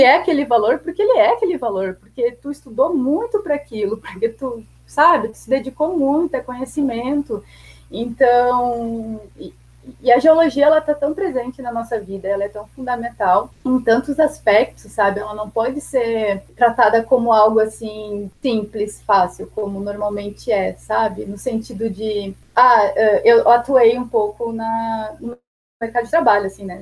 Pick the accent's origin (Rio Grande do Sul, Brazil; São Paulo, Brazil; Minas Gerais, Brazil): Rio Grande do Sul, Brazil; Porto Alegre; moved away as an adult; now in Brasília, Brazil; Sou natural de Porto Alegre, Rio Grande do Sul, e atualmente moro em Brasília